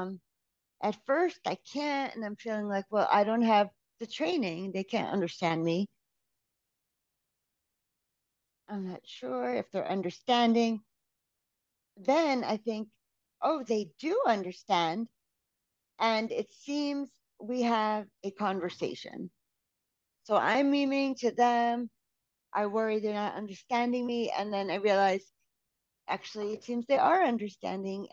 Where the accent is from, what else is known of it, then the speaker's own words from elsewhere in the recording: United States; as an American